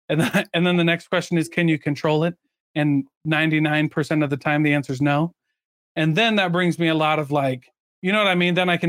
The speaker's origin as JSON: {"language": "English", "region": "Midwest", "country": "United States", "tie": "born or raised there", "said": "I grew up in the Midwest. We rode trains all the time."}